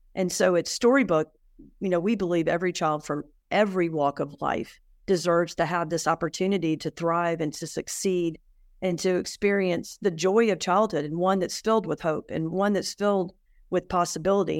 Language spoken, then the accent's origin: English; Atlanta, Georgia, United States; moved away; I was raised in Atlanta